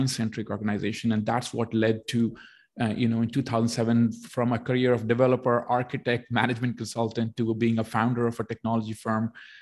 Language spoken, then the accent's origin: English; India; moved away as an adult; now in Canada; I was born in India. I did my education in India, but almost my entire experience is in Canada.